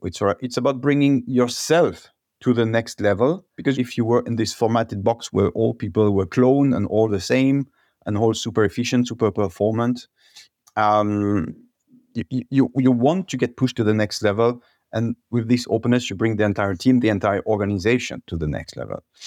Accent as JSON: {"language": "English", "area": "Alsace", "region": "Grand Est", "country": "France", "also_born_or_lived": "Paris, France", "moved": "as an adult", "lives_now": "Walldorf, Germany", "said": "I'm originally from Alsace, one of the most beautiful region in France"}